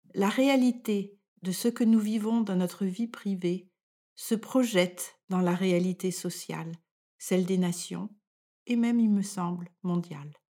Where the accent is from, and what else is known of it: France; moved away as an adult; now in Denmark